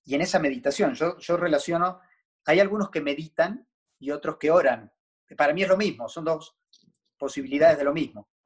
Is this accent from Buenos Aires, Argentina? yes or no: yes; Buenos Aires, Argentina; Soy argentino, pero no ejerzo.